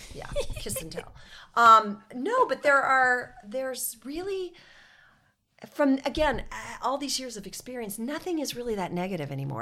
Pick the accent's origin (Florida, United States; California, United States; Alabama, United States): California, United States; Carlsbad; also born or lived in Cardiff, California; I grew up in Carlsbad, uh, California. I now live just down the road in Cardiff, California